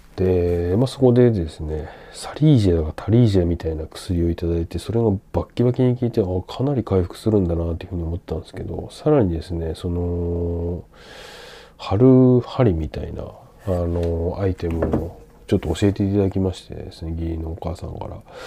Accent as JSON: {"language": "Japanese", "town": "Sendai", "region": "Miyagi", "country": "Japan", "tie": "born or raised there", "moved": "yes", "said": "自分の実家仙台"}